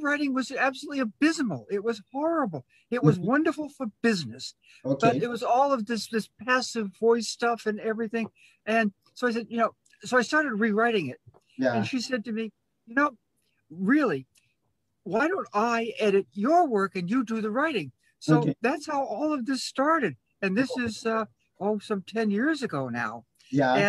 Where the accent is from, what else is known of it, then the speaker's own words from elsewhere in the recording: Boston, Massachusetts, United States; now in Chicago, United States; I'm originally from Boston in Massachusetts